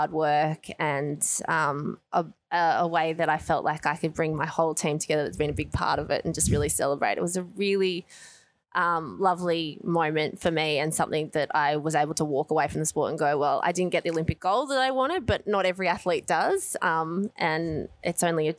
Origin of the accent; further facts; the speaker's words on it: Australia; I come from Australia